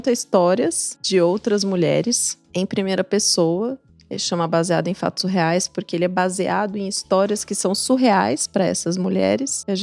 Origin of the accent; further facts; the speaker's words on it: Juiz de Fora, Minas Gerais, Brazil; born there; Eu nasci numa cidade chamada Juiz